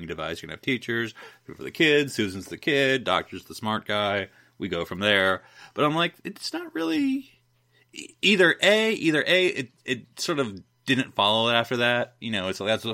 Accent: United States; as an American

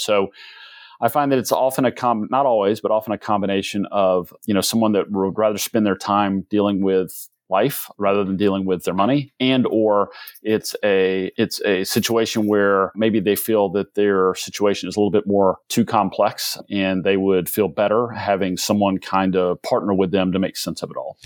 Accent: Athens, Georgia, United States; also born or lived in Atlanta, Georgia / South Carolina; I did most of my growing up in Athens, Georgia, which is right up the road, home of the University of Georgia

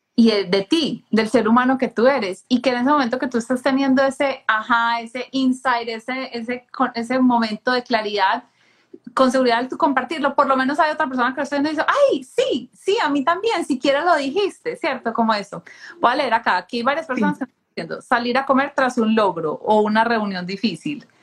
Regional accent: Colombia; crecí en Colombia

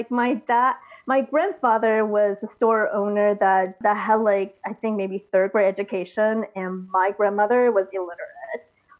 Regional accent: United States; So of an educational system and the same process like growing up in America.

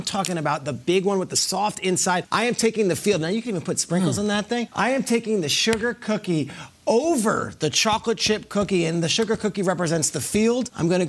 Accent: Freehold, New Jersey, United States; As a teenager or young boy growing up in Freehold, New Jersey, there was something called the Freehold Raceway Mall.

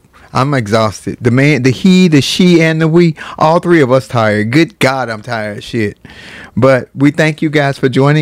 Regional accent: United States; we are Americans

